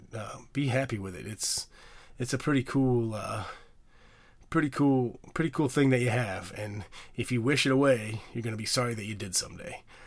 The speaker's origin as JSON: {"language": "English", "town": "Bloomington", "region": "Illinois", "country": "United States", "moved": "yes", "lives_now": "New York, United States", "said": "I'm from Illinois. As most of you guys know, in Bloomington, Normal, Illinois"}